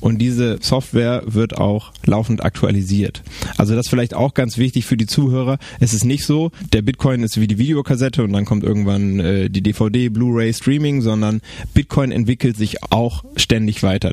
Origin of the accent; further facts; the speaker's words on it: Bremen, Germany; ich bin Bremer